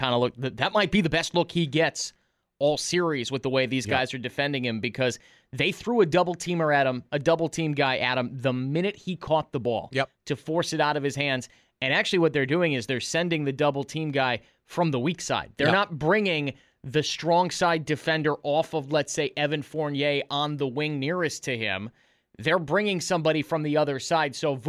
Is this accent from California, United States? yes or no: no; Chicago, Illinois, United States; I'm from Chicago.